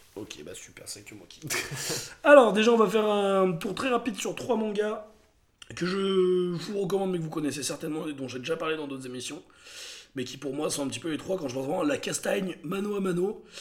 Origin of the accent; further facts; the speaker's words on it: Montélimar, Auvergne-Rhône-Alpes, France; ma ville natale de Montélimar